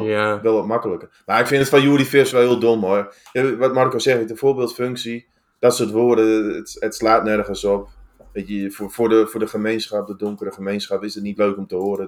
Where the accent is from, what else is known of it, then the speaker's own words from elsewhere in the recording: Netherlands; wij uit Nederland komen